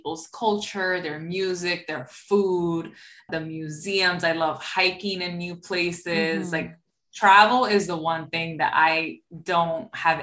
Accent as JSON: {"language": "English", "town": "New York City", "region": "New York", "country": "United States", "said": "I'm obviously from New York City"}